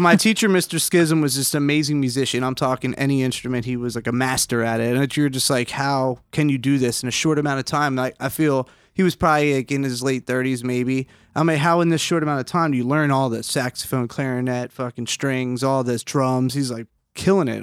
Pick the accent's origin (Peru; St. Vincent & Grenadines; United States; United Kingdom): United States; Upper Township, New Jersey; I grew up in Upper Township, New Jersey